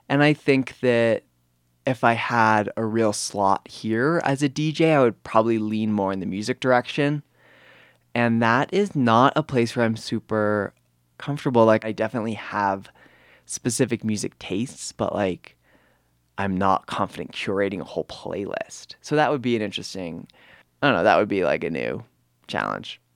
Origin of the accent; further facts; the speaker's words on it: New Hampshire, United States; moved away as an adult; now in Telluride, United States; I am from New Hampshire